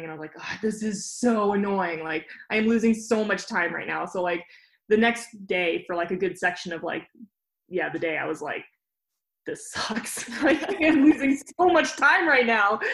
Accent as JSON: {"language": "English", "town": "Jackson", "region": "Wyoming", "country": "United States", "tie": "born or raised there", "said": "I grew up in Jackson Hole, so I always had the Tetons"}